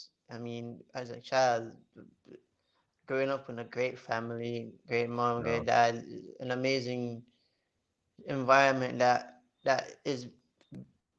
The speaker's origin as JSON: {"language": "English", "country": "Jamaica", "tie": "born or raised there", "also_born_or_lived": "Trinidad and Tobago", "said": "I am a Jamaican born Trini. I am a Caribbean man."}